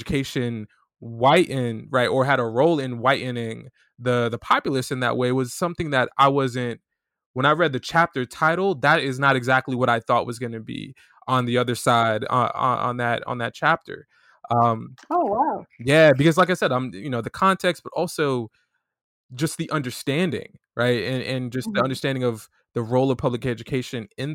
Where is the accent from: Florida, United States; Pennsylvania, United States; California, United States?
Florida, United States; South; we're both from Florida